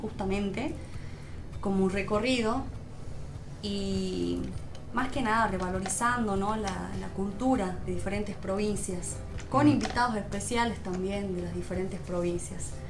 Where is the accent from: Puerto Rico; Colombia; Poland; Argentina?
Argentina; also born or lived in Tucumán; somos todos argentinos